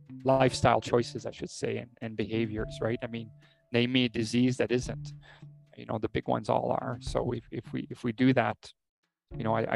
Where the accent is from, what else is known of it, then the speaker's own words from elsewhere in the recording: Canada; I, as a Canadian